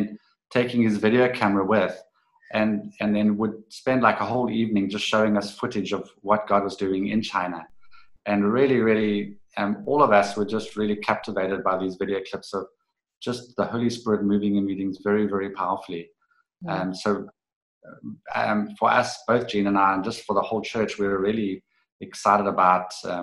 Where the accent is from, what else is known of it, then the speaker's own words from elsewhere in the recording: East London, Eastern Cape, South Africa; when I was a teenager growing up in East London, South Africa